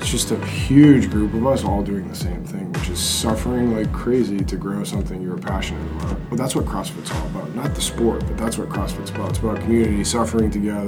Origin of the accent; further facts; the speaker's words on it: Danvers, Massachusetts, United States; I'm from Danvers, Mass.